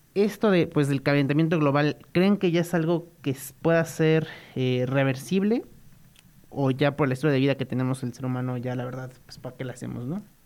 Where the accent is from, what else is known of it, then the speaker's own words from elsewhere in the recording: Mexico; nuestro bonito México